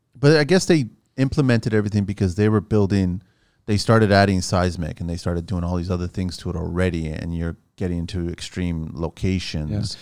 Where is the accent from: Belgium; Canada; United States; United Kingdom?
Canada; also born or lived in Portugal; I'm Canadian, but I'm Portuguese